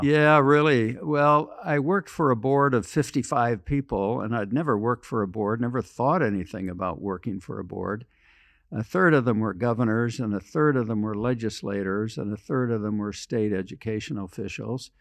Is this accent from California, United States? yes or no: no; western Michigan, United States; moved away as an adult; also born or lived in Washington, D.C.; Small town in western Michigan